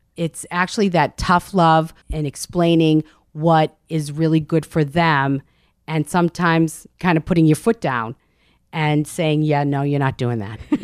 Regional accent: Medford, Massachusetts, United States; Medford, Massachusetts, just north of Boston. I grew up in a very Italian neighborhood

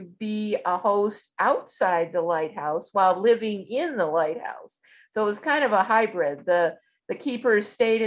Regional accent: Michigan, United States; those of us that grew up in Michigan

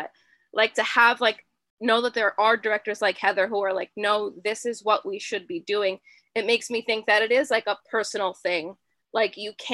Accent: Pennsylvania, United States; I'm actually from Pennsylvania

